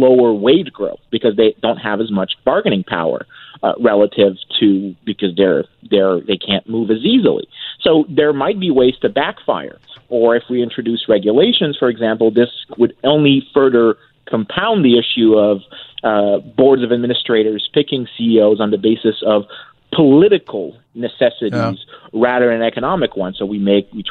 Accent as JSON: {"language": "English", "region": "Quebec", "country": "Canada", "said": "I'm from Quebec"}